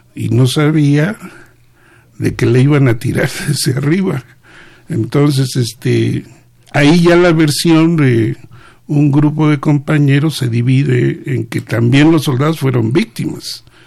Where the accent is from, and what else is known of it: Mexico